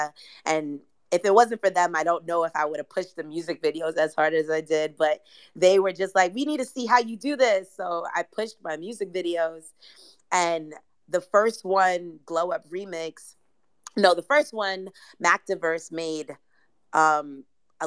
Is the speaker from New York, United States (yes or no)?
yes; New York City, New York, United States; I'm from Brooklyn